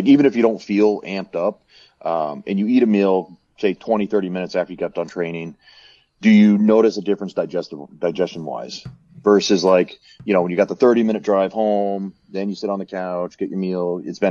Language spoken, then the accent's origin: English; Colorado, United States; I'm from Colorado.